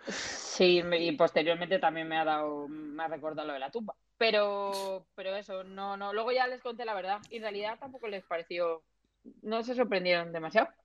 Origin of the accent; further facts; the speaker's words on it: Alcalá, Spain; yo soy de Alcalá